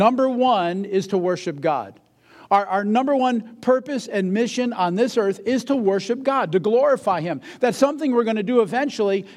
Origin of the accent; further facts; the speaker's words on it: New England, United States; moved away; I'm originally from New England